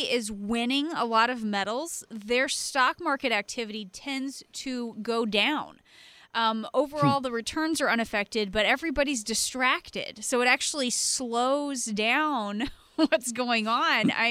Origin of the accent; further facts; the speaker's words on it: Kansas, United States; my hometown growing up in, in Kansas